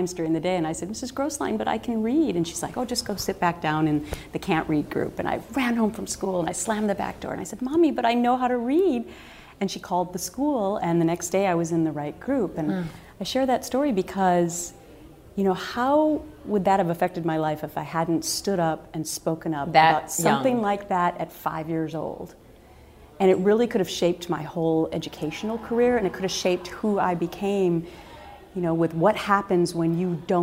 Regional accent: Anoka, Minnesota, United States; moved away; he is actually from my hometown

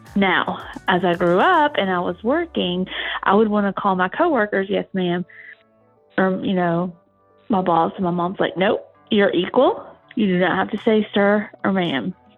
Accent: Atlanta, Georgia, United States; from Atlanta. Um, I was born and raised in Atlanta

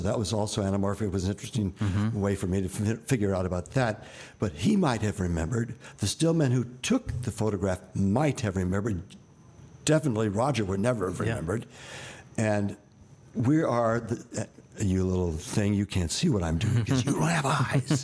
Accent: New York, United States; I was born in New York

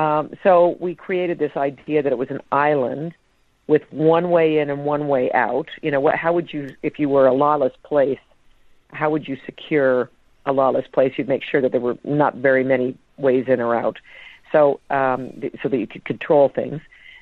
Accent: Canada; possibly because I grew up in Canada.

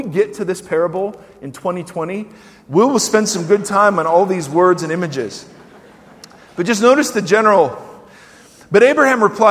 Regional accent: United States; as American Christians

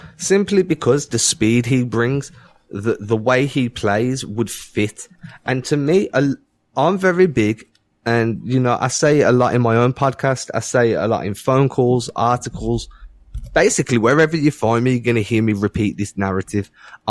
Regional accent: England, United Kingdom; I'm English

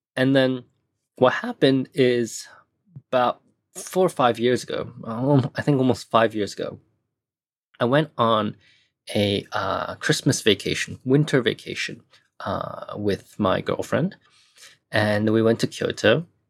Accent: Hong Kong; also born or lived in Taiwan / United States / Japan; now in Tokyo, Japan; I was born in Taiwan, but I was raised in Hong Kong.

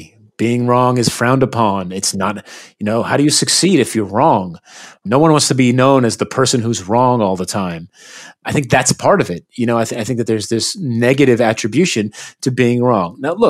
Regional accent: United States; I grew up in the United States, and sadly, especially today, humility is in short supply in the United States.

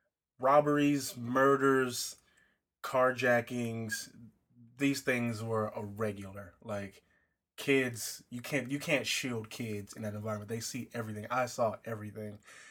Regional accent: Compton, California, United States; I grew up in Compton.

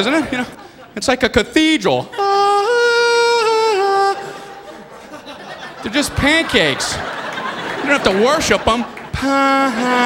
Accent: Miami, Florida, United States; moved away as an adult; also born or lived in Ohio; I grew up in Miami, Florida, went to a small college in Ohio.

